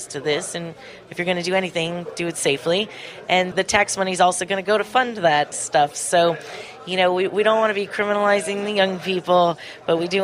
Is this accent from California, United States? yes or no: yes; Ventura County, California, United States; I grew up in Ventura County